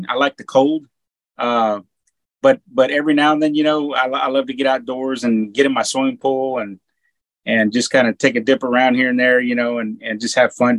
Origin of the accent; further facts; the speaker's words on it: Texas, United States; moved away; me growing up in Texas